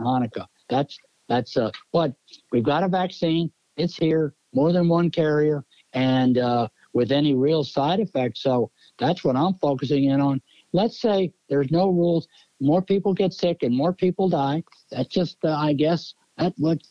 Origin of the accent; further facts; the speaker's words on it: Jacksonville, Florida, United States; now in Miami, United States; I'm from Jacksonville, in the north part of the state